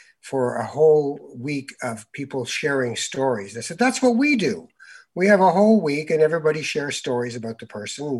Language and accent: English; Canada; I'm Canadian